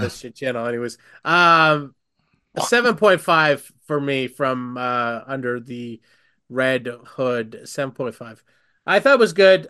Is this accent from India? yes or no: yes; India; I'm Indian.